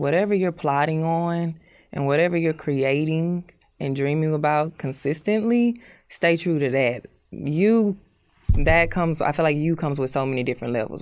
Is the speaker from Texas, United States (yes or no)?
yes; Houston, Texas, United States; I was born in Houston